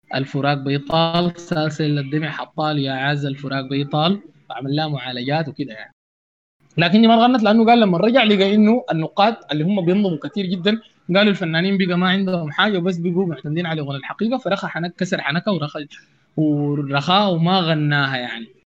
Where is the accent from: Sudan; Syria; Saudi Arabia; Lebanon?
Sudan; أنا كزول سوداني بسيط